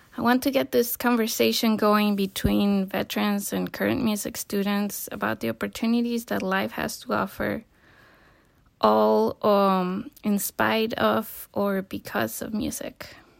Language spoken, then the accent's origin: English; Colima, Mexico; moved away as an adult; also born or lived in United States; I was born and raised in Colima, Mexico